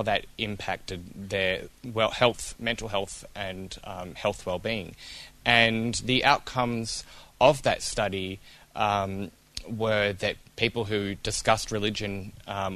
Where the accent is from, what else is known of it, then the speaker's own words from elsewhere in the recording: Melbourne, Victoria, Australia; also born or lived in Kentucky; now in Ballarat, Australia; I grew up Baptist in the Melbourne East, in the sort of the beginning of what we call the Bible Belt of Melbourne out there